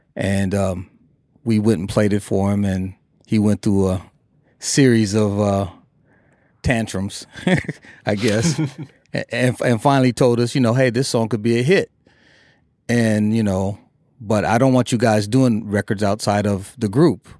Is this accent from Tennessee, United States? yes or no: no; Minneapolis, Minnesota, United States; we grew up in Minneapolis